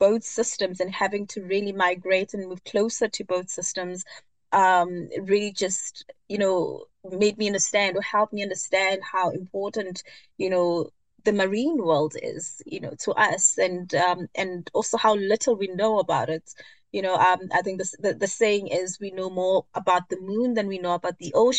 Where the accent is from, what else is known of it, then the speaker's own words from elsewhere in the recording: Johannesburg, Gauteng, South Africa; I am born and bred in South Africa, Johannesburg